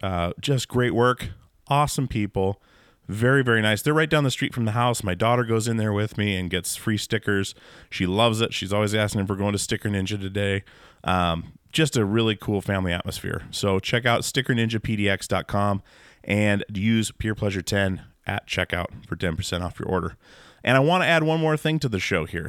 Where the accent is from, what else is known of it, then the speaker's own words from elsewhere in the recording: Alaska, United States; moved away; I'm from Alaska